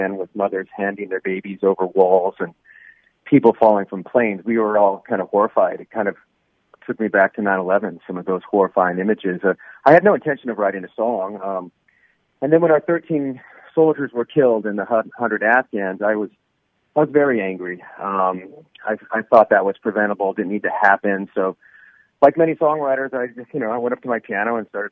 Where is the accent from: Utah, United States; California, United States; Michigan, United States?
California, United States; Los Angeles; L.A. Kings fans in my hometown